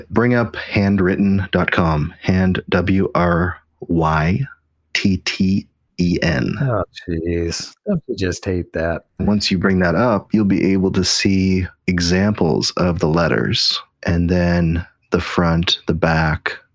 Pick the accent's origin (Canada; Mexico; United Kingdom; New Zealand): Canada; As you know, Jason, I'm extremely Canadian.